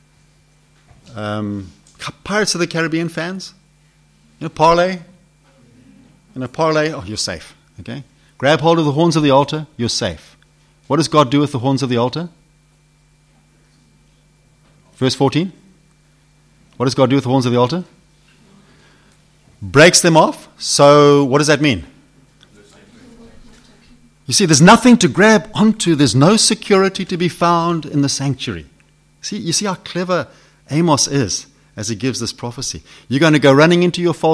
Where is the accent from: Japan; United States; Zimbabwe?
Zimbabwe; accent: Zimbabwe; It's my Zimbabwe accent